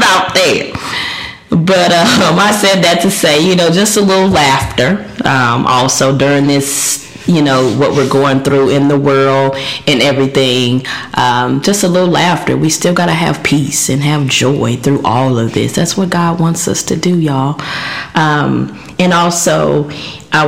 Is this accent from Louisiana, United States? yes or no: yes; Louisiana, United States; I'm from Louisiana. I like food. That's all we do down there